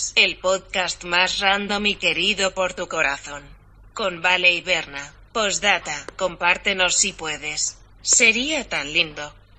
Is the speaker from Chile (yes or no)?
yes; Chile; accent: Chilean